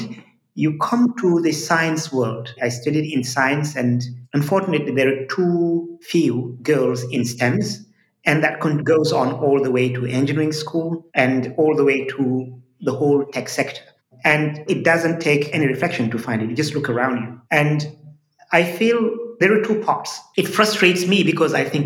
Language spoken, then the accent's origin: English; Dakar, Senegal; first language Fulani; English is a second language; the city where I was born and grew up